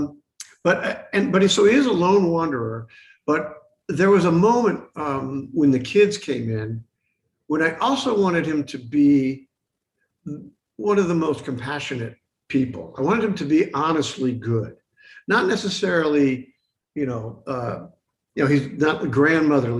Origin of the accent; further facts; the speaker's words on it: United States; I'm an American and that's our story